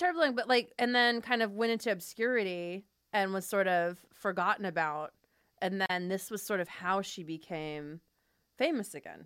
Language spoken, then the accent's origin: English; Fresno, California, United States; I grew up in Fresno, which is very Armenian